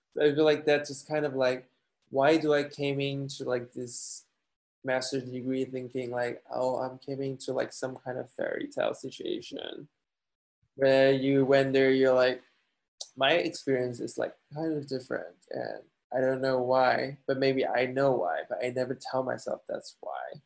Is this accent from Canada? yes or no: no; Guangzhou, Guangdong, China; moved away as an adult; also born or lived in Turin, Italy / Denmark / Shanghai, China; now in United States; two years in China, in Guangzhou, my hometown